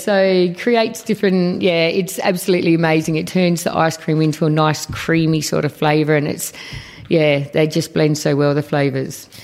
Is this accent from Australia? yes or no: yes; Australia; both my parents were born over in Malta. I was born here in Australia, so um, second generation.